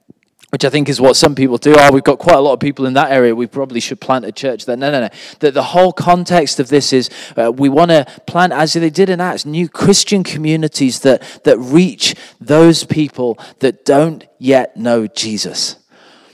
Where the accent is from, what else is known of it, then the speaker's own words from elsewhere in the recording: the Northeast, North East England, United Kingdom; moved away as an adult; also born or lived in Sheffield / Accra, Ghana; I actually was born in the Northeast. My parents are Anglican ministers. They were actually one of the first couples to be ordained together in the UK, and they minister to the church in West Pelton